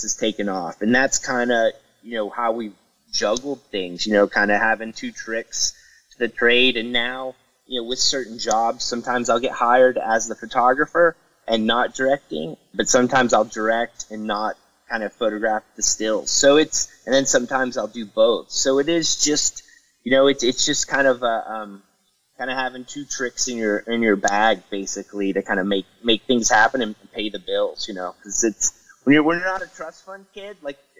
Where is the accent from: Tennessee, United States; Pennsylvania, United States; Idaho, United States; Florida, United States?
Tennessee, United States; Knoxville; I grew up in Knoxville, Tennessee